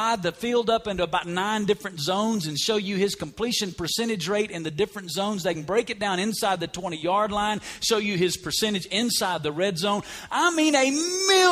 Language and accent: English; Alabama, United States; moved away as an adult; also born or lived in Woodstock; now in Las Vegas, United States; I grew up in Alabama, and when you grow up in Alabama, college football is like a way of life